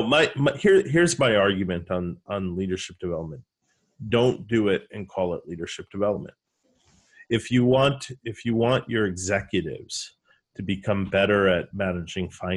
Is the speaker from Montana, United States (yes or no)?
no; New York, United States; accent: New York; my New York accent